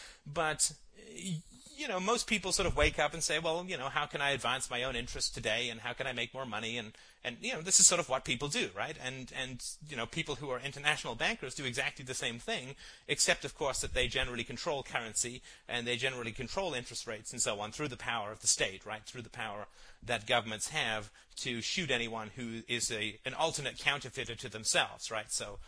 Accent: Ireland; born there; And I was born in Ireland and spent a lot of summers there.

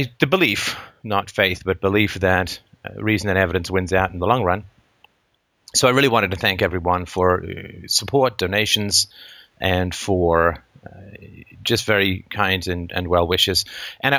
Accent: England, United Kingdom; moved away; I grew up in England

